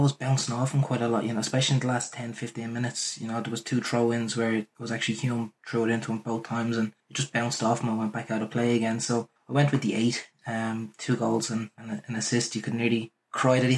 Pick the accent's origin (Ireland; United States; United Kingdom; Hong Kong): Ireland; I'm only an Irish lad.